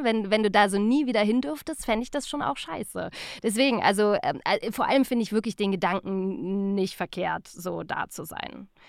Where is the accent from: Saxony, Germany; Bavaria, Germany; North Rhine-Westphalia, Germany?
North Rhine-Westphalia, Germany; Remscheid; moved away; also born or lived in Cologne; ich komme ja ursprünglich eigentlich aus Remscheid